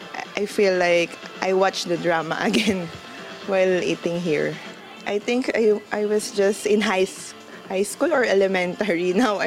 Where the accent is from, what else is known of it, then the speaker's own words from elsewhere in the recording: Philippines; I'm from Philippines